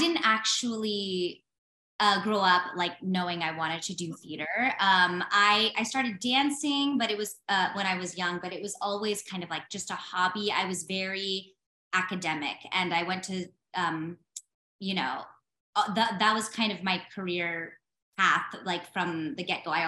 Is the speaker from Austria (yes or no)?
no; California, United States; moved away; I'm from California originally too.